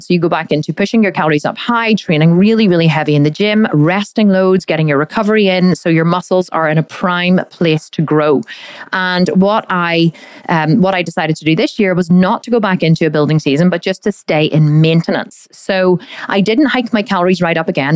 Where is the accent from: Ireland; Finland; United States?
Ireland; We do love a drink here in, in Ireland. I am Irish